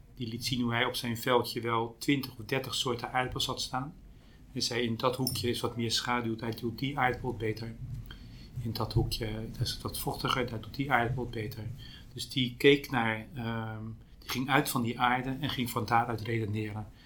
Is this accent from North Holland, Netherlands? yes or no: no; Pijnacker, South Holland, Netherlands; Ik kom zelf uit Pijnakker, bij Delft